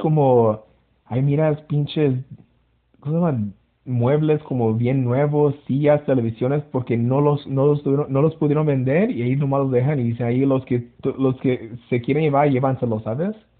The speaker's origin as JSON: {"language": "Spanish", "region": "California", "country": "United States", "tie": "born or raised there", "said": "yo somos de California y crecimos con como todos tipos de como comida"}